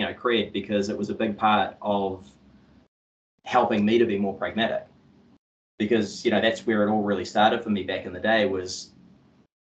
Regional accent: Auckland, New Zealand; I grew up on the North Shore of Auckland, and yeah, I went to school out in Albany

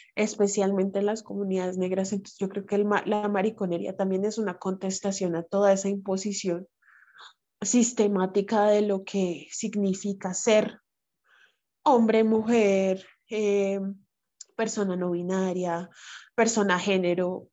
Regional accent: Bogotá, Colombia; accent: bogotano; Yo soy afro bogotana soy negra de Colombia

